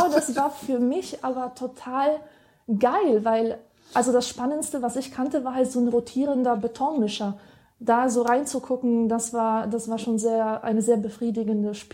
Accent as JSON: {"language": "German", "region": "Silesian Voivodeship", "country": "Poland", "said": "Also ich, äh, in, ich komme ja aus Oberschlesien"}